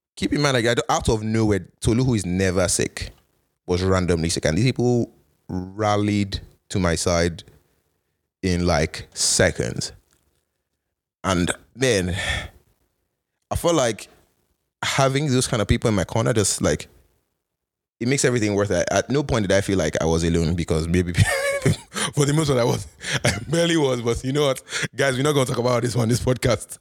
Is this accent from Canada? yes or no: yes; Canada; moved away as an adult; also born or lived in United States; as a Canadian